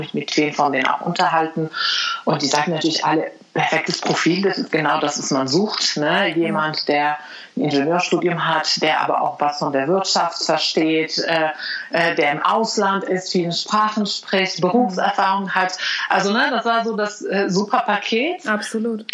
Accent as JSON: {"language": "German", "country": "Morocco", "tie": "born or raised there", "also_born_or_lived": "Spain / China", "second_language": "German", "moved": "yes", "lives_now": "Germany", "said": "Ich bin ja in Marokko aufgewachsen"}